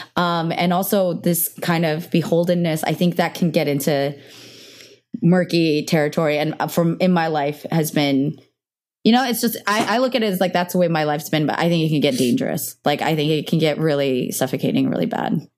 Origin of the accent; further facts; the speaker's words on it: Cupertino, California, United States; I grew up in Cupertino, which is really diverse